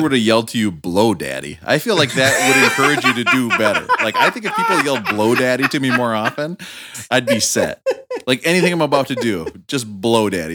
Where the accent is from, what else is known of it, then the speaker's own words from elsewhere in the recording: Rochester, Minnesota, United States; in my hometown, the main factory was the uh, Mayo Clinic Hospital, so everybody I knew were doctors